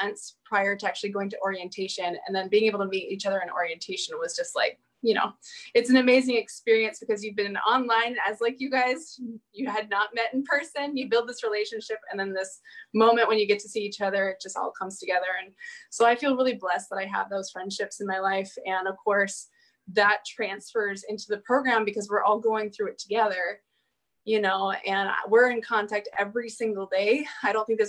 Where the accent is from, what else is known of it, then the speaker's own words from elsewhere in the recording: Alaska, United States; I'm from Alaska